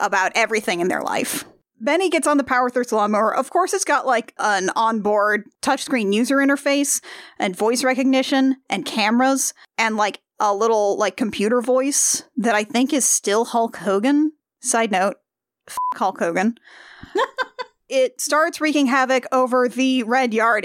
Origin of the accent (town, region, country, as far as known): United States